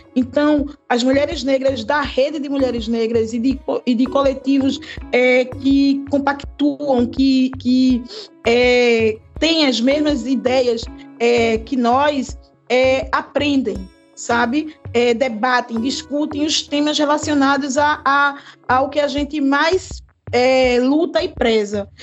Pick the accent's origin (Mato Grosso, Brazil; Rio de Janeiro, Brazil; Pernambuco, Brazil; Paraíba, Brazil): Pernambuco, Brazil; Recife; eu sou do bairro de Água Fria, sabe, aqui em Recife